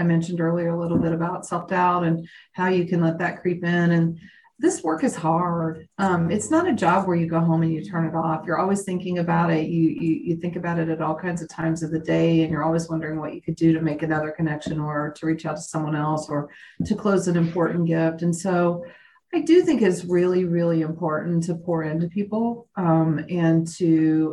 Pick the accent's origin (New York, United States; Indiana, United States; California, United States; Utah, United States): Indiana, United States; moved away as an adult; now in Oklahoma, United States; I was born and raised in Indiana